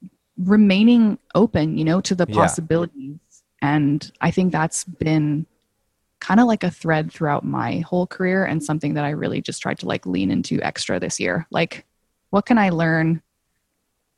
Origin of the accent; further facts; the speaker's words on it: Calgary, Alberta, Canada; moved away as an adult; also born or lived in England / Hong Kong; now in Toronto, Canada; I grew up in Calgary